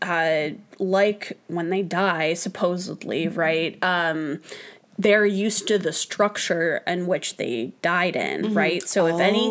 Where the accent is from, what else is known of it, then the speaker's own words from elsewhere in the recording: Ohio, United States; I'm from Ohio